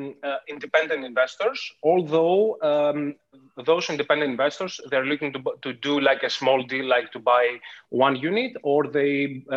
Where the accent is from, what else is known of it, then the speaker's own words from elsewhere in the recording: Athens, Attica, Greece; as you said. I born and raised in Athens, Greece.